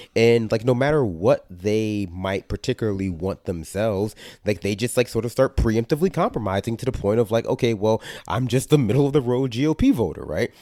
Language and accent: English; New York City, New York, United States; I grew up in New York City